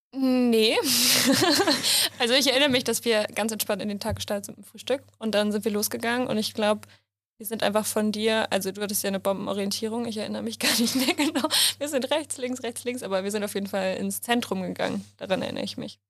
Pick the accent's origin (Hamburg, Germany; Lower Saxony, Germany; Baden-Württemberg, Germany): Hamburg, Germany; ich komme aus Hamburg